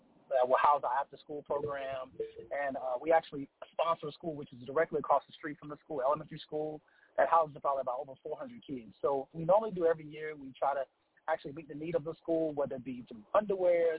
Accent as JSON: {"language": "English", "town": "Charlotte", "region": "North Carolina", "country": "United States", "also_born_or_lived": "Aiken, South Carolina", "said": "I'm from Charlotte, North Carolina, a youth pastor at Family Life Worship Center in Aiken, South Carolina"}